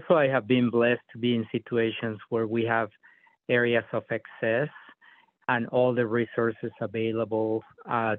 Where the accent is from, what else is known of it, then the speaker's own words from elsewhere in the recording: Mexico City, Mexico; moved away as an adult; also born or lived in North Dakota; now in United States; I was born in Mexico City. I was raised in a very poor area of the city